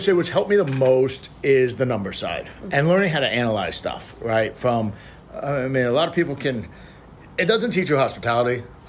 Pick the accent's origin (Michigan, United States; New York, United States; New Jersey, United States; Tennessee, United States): New York, United States; New York City; moved away as an adult; also born or lived in Miami; now in Houston, United States; growing up in New York.